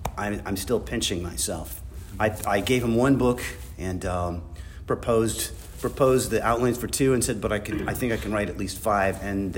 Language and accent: English; Midwest, United States; I'm a Midwesterner guy